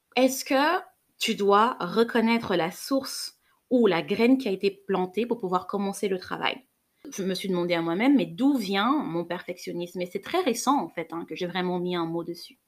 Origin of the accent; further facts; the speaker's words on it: Cameroon; J'ai grandi au Cameroun